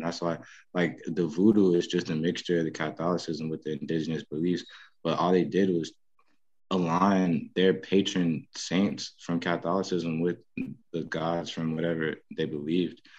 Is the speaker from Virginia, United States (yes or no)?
yes; Petersburg, Virginia, United States; also born or lived in Richmond, Virginia; i grew up in Petersburg, Virginia